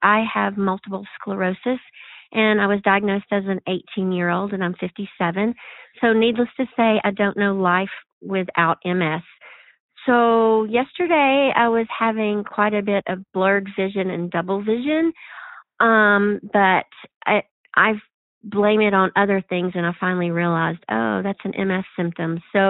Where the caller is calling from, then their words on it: Lincoln, Montana, United States; I'm calling in from Lincoln, Montana.